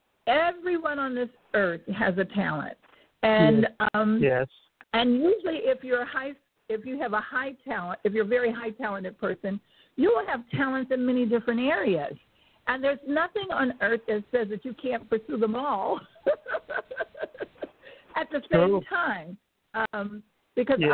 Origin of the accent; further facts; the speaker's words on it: Chicago, Illinois, United States; I was born in Chicago. I grew up in a very musical family